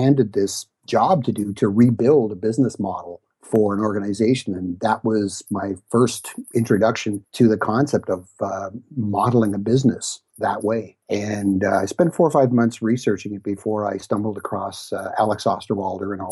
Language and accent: English; Ottawa, Ontario, Canada; I'm one of those rare people who was actually born and bred in Ottawa, and I've lived here pretty much all of my life